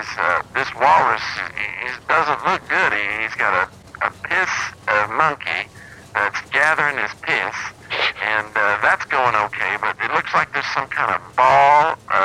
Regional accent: Arkansas, United States; I'm one of those people. I was raised in Arkansas

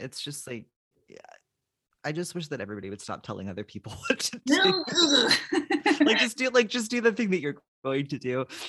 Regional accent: Philadelphia, Pennsylvania, United States; now in Massachusetts, United States; I'm from Philadelphia.

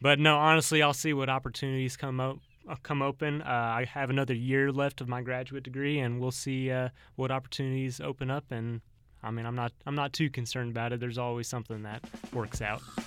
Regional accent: Ashland, Missouri, United States; I'm from Ashland, Missouri, which is a smaller town

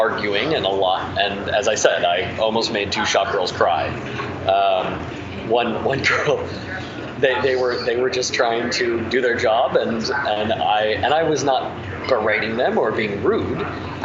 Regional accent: Indiana, United States; moved away; I'm from Indiana

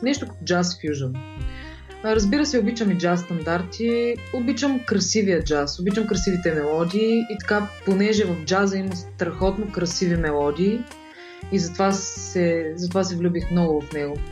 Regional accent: Shumen, Shumen Province, Bulgaria; moved away as an adult; now in Sofia, Bulgaria; тъй като съм от Шумен, а там няма музикално училище

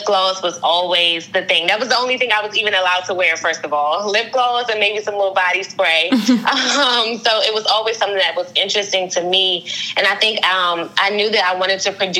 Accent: Prince George's County, Maryland, United States; also born or lived in Washington, D.C.; I was born in Washington, D.C., and I live in Maryland, PG County, Maryland. I've been here my entire life.

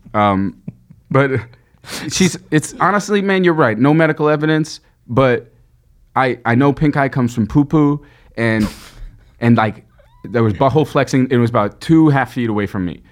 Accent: New York City, New York, United States; I grew up in Flushing, Queens.

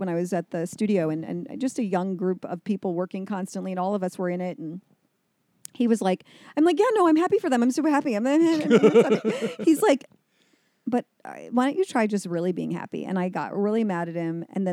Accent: Midwest, United States; moved away; we come from the Midwest

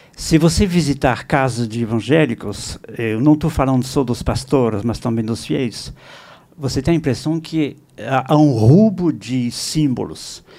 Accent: France; Portuguese is a second language; now in São Paulo, Brazil; eu sou francês

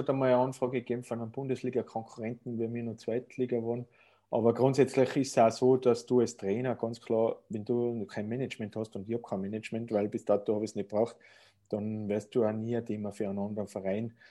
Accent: Tyrol, Austria; ich bin ein waschechter Tiroler und der Tiroler verlässt seine Heimat eigentlich ungern, das kommt auch noch dazu.

